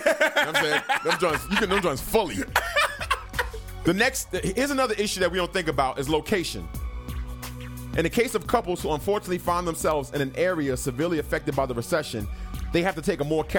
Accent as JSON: {"language": "English", "region": "New York", "country": "United States", "moved": "yes", "said": "we're from New York"}